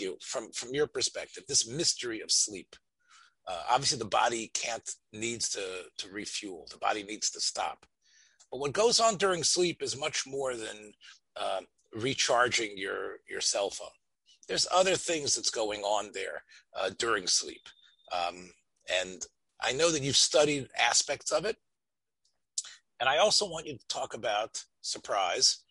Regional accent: Memphis, Tennessee, United States; when I was growing up in Memphis, Tennessee, in a small shul there

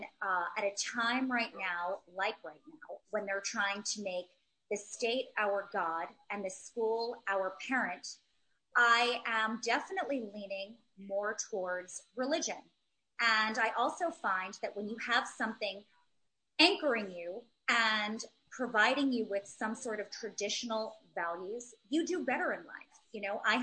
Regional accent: New York City, New York, United States; I'm born and raised in Manhattan.

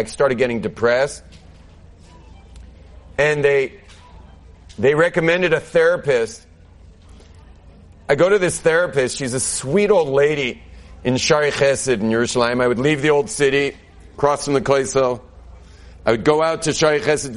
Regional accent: Southern California, United States; moved away as an adult; now in Jerusalem, Israel; I grew up in Southern California where there's no such thing as normal

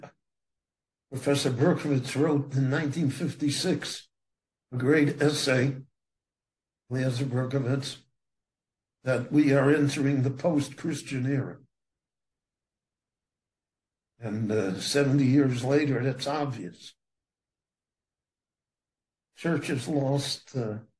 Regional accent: United States; moved away as an adult; now in Israel; When I grew up in America

